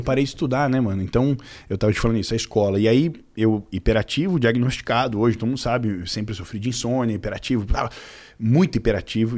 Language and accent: Portuguese; Carapicuíba, São Paulo, Brazil; also born or lived in Cotia; eu nasci em Carapicuíba, depois Cotia, e agora eu moro na Granja Viana, que pertence a Carapicuíba ainda